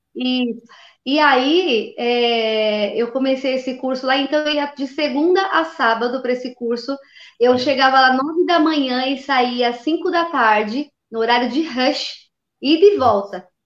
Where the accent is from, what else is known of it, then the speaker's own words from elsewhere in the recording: São Paulo, Brazil; sou de São Paulo, capital